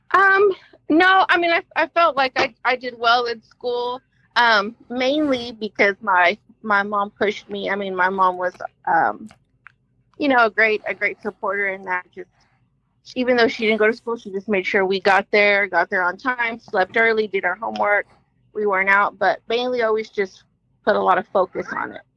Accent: Oklahoma City, Oklahoma, United States; I'm from here. I'm from Oklahoma City. I was born and raised.

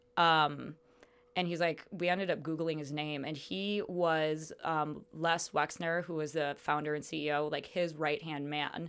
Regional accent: Chicago, Illinois, United States; moved away as an adult; also born or lived in Las Cruces, New Mexico; now in Phoenix, United States; No, I'm from Chicago, actually.

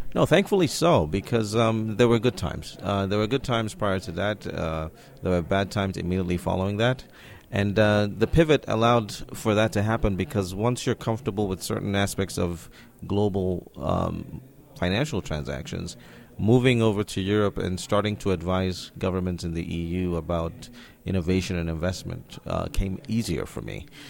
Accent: Nigeria; moved away; also born or lived in Barcelona, Spain; being African, of, uh, of course, I was born in Nigeria

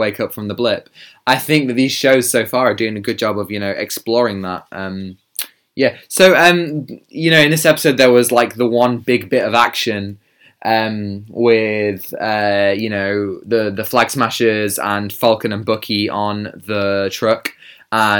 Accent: United Kingdom; I am British

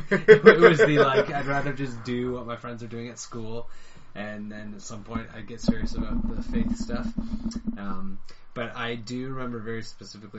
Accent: London, Ontario, Canada; also born or lived in Ireland; now in Hamilton, Canada; I eventually grew up in London, Ontario, and that's where I spent all my years going to school through high school and university

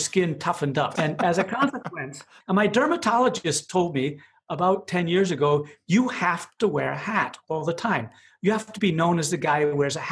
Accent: Madison, Wisconsin, United States; I grew up in Madison, Wisconsin

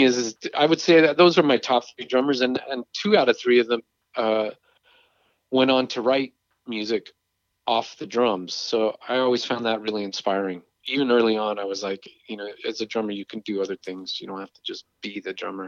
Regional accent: England, United Kingdom; moved away; growing up in England

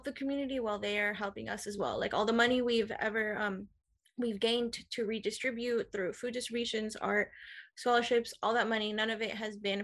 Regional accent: Oceanside, California, United States; I was born and raised in Oceanside

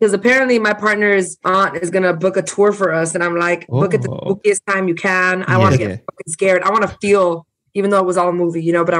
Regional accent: Los Angeles, California, United States; also born or lived in Bellflower, California; I'm from East Los. So I was raised in East LA my entire life, and we have generations and generations here. Yeah, it's not Boyle Heights because people try to fight me whenever I say I'm there, but it's neighboring Boyle Heights, and I'm right in East Los.

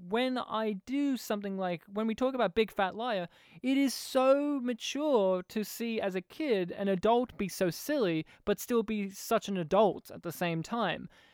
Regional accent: Australia; I'm an Australian

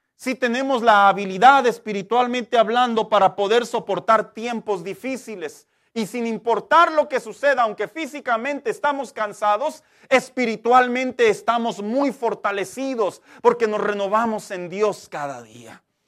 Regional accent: Mexico; los que somos mexicanos

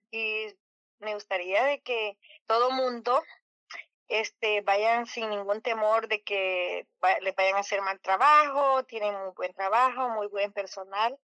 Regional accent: El Salvador; now in United States; Bueno, ah, yo vengo de El Salvador y hace años uniré a este país. Ah, eh, Vine hace como 30 años.

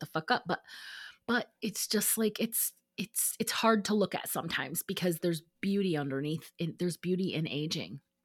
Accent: Midwest, United States; moved away; growing up in the Midwest

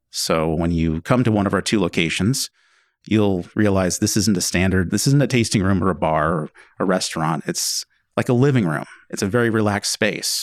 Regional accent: McMinnville, Oregon, United States; Well, Angela and I grew up in McMinnville, originally.

